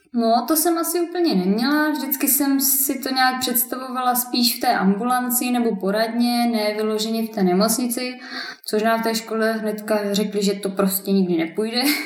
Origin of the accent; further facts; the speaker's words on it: Šumperk, Olomouc Region, Czechia; já jsem ze Šumperka